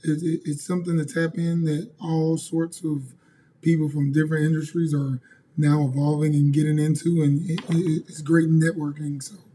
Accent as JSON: {"language": "English", "country": "Nigeria", "said": "I'm a Nigerian."}